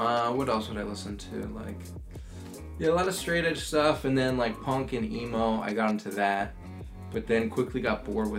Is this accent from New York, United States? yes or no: no; Fair Lawn, New Jersey, United States; From Fairlawn.